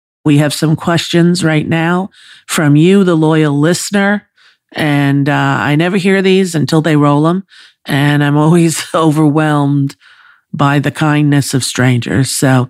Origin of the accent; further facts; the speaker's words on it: New York, United States; I was raised on Long Island